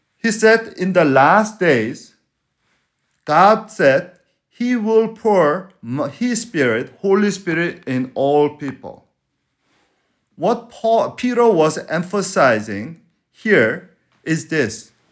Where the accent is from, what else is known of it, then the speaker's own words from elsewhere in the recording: Venezuela; moved away; I'm from Venezuela